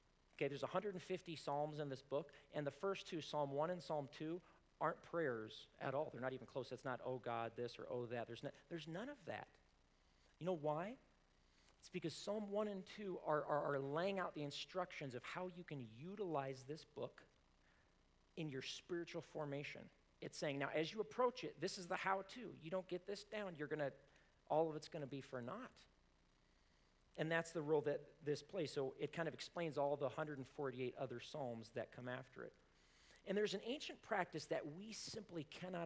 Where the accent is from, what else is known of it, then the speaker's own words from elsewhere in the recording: Colorado, United States; I was born in Colorado